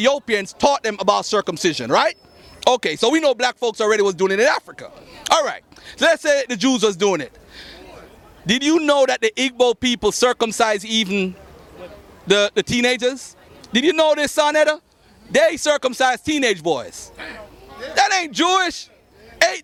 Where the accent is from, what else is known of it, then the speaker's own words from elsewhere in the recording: Jamaica; I'm from Jamaica, where my mom had me